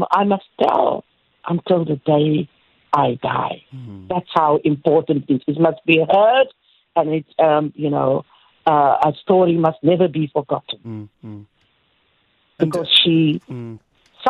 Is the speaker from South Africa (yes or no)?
yes; Worcester, Western Cape, South Africa; moved away as an adult; now in Cape Town, South Africa; I hail from Worcester. It's about 100 kilometers from Cape Town. Mm-hmm. I came to Cape Town in 1973.